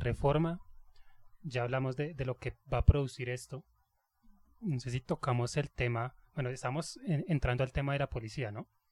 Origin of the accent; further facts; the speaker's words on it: Colombia; Así somos nosotros colombianos